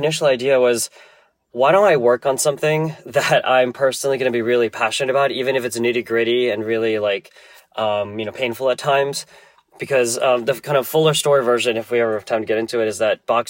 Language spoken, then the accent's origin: English; New Jersey, United States; moved away as an adult; also born or lived in California / Tokyo, Japan; now in New York, United States; I was born in New York, raised in New Jersey.